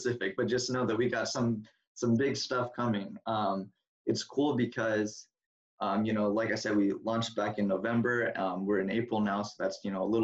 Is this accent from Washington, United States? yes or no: yes; Seattle, Washington, United States; also born or lived in Oregon; I'm from Washington